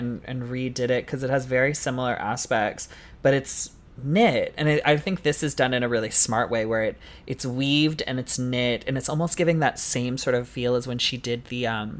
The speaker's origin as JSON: {"language": "English", "country": "Canada", "said": "as a Canadian girly"}